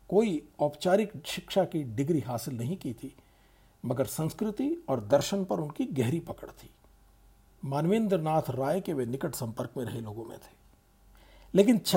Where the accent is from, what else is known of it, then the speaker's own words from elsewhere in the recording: Bikaner, Rajasthan, India; थार के रेगिस्तान का सरहदी शहर बीकानेर जहाँ मैं पला बढ़ा कराची से कोसों दूर है